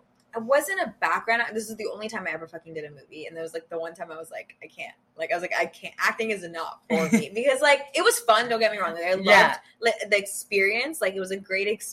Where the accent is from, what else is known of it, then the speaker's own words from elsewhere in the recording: Austria; first language German; English is a second language; now in United States; I was born in Austria